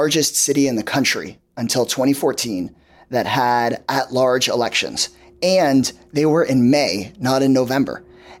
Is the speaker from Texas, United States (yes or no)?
yes; Austin, Texas, United States; coming back to Austin, coming back to my home state of Texas